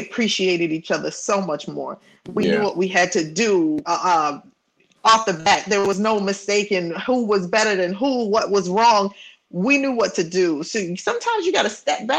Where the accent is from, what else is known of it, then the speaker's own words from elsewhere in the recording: New York City, New York, United States; we of course all grew up in New York, Brooklyn and the Bronx. I'm from Brooklyn